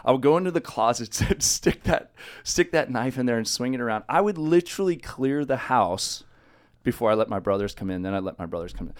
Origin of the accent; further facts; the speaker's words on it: Los Osos, California, United States; also born or lived in San Luis Obispo, California; Grew up in Los Osos, a little tiny five thousand person town, kinda on the coast